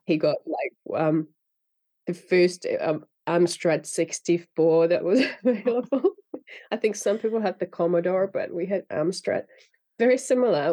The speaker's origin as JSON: {"language": "English", "country": "Finland", "tie": "born or raised there", "first_language": "Finnish", "second_language": "English", "said": "I grew up in Finland speaking Finnish and reading in Finnish"}